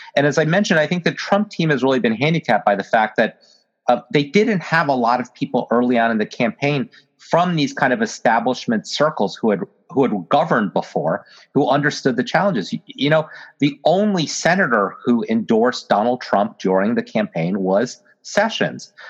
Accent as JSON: {"language": "English", "region": "Virginia", "country": "United States", "said": "my home state uh, of Virginia"}